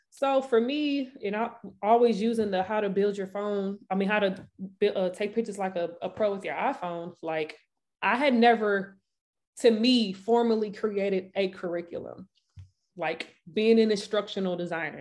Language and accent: English; St. Louis, Missouri, United States; Saint Louis, Missouri. Born and raised.